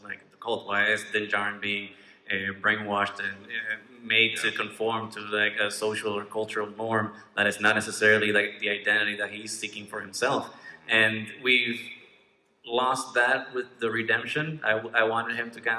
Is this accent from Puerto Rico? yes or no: yes; Puerto Rico; English is a second language; now in Chicago, United States; I was born in Puerto Rico, but right now I live in Chicago